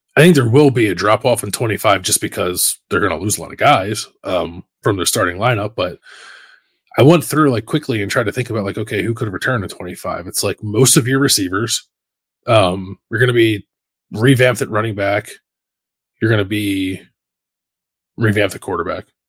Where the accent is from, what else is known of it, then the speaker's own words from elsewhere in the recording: Philadelphia, Pennsylvania, United States; moved away as an adult; now in Columbus, United States; growing up in Philadelphia, like there are different neighborhoods